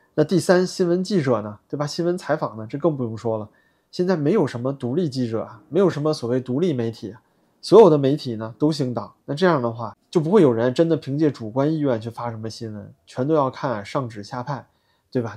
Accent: Beijing, China; 我作为一个北京人

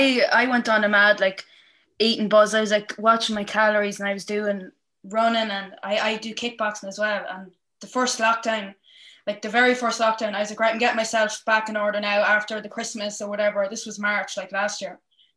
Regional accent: Casatara, County Cavan, Ireland; I'm from Casatara in Cavan, and the village. I used to play football for Ballyhays

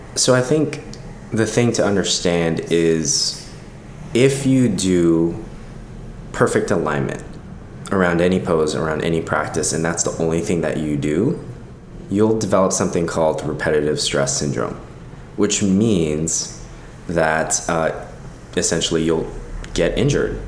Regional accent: Los Angeles, California, United States; I grew up here in Los Angeles, born and raised

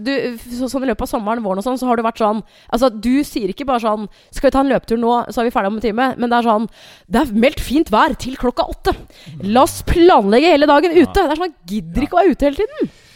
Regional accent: Hamar, Innlandet, Norway; moved away; jeg har vært hjemme på Hamar

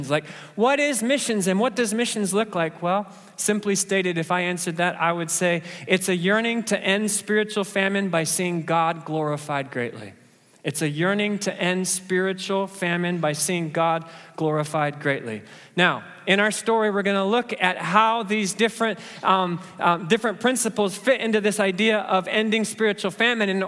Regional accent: Kenya; it's just that I'm a Kenyan and I was born to run, right?

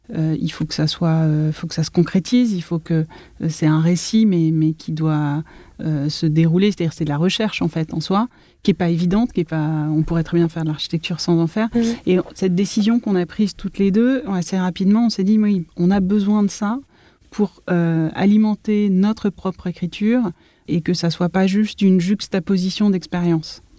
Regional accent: Paris, Île-de-France, France; J'ai grandi entre Paris, 20e arrondissement, près des Buttes-Chaumont, et la ville nouvelle

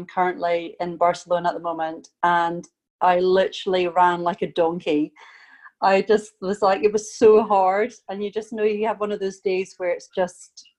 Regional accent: Scotland, United Kingdom; moved away; I am originally from Scotland.

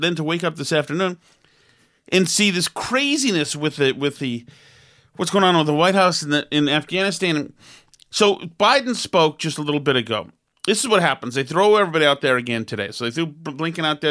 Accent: United States; as an American

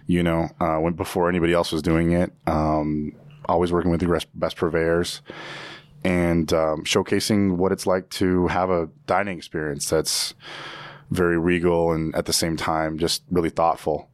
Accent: Evanston, Illinois, United States; also born or lived in Virginia; growing up in Evanston, I was in very much of in a bubble.

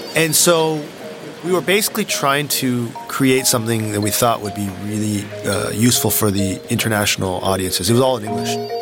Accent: Palo Alto, California, United States; moved away as an adult; now in China; I grew up in Palo Alto

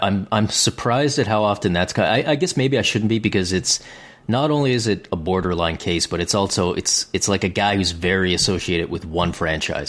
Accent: Canada; as a Canadian

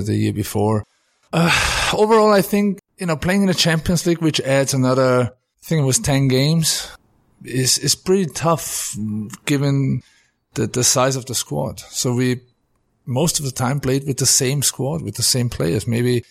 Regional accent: Austria; also born or lived in Germany / New York; now in England; In a little town called Sauten. We're like 500 people living there

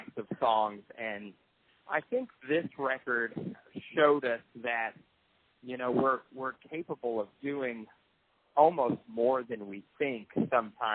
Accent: Tennessee, United States; we're from Tennessee

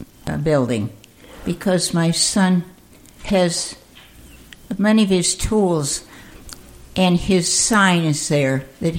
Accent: Amsterdam, New York, United States; moved away; also born or lived in Altamont; I was born in Amsterdam.

